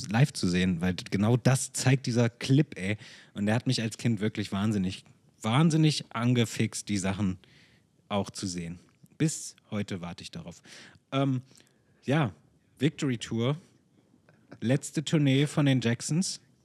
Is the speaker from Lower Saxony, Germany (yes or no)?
yes; Hanover, Lower Saxony, Germany; Hannover 1988, weil meine Eltern da waren und weil ich, weil es meine Heimat ist und ich dort auch geboren wurde